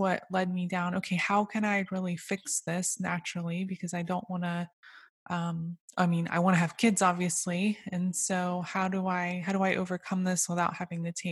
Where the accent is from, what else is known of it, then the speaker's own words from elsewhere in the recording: Okeechobee, Florida, United States; also born or lived in Orlando, Florida; now in Leesburg, United States; I was raised in a small town called Okeechobee, just above the big lake